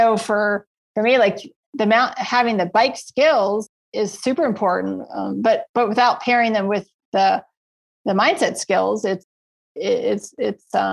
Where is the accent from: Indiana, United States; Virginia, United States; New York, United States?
Virginia, United States; moved away as an adult; now in Colorado, United States; I grew up my entire life, 30 years, born and raised in Virginia